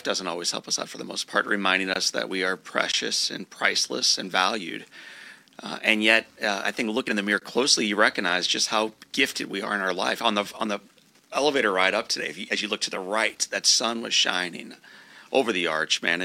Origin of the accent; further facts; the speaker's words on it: St. Louis County, Missouri, United States; I grew up in St. Louis County.